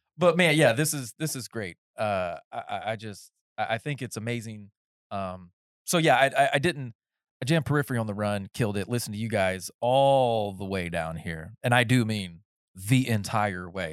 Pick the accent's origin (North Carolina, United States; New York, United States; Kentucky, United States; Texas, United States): North Carolina, United States; moved away; I was raised in North Carolina in the woods